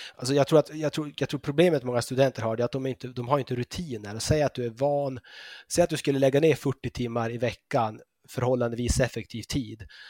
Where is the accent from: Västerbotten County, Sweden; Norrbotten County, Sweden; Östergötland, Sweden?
Norrbotten County, Sweden; moved away as an adult; also born or lived in Uppsala / London / Switzerland; now in Copenhagen, Denmark; jag är född och uppvuxen i Norrbotten